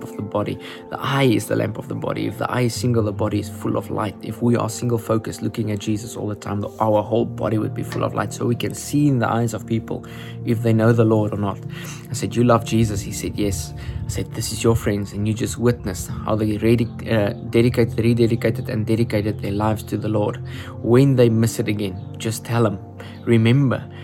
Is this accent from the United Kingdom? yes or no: no; Upington, Northern Cape, South Africa; We are actually from Uppington. We live from Uppington